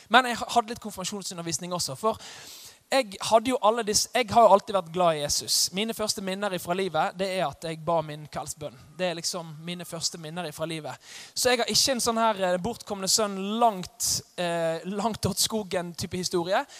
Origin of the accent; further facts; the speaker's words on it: Os, Vestland, Norway; Jeg kommer fra Os. Eh, litt sør for Bergen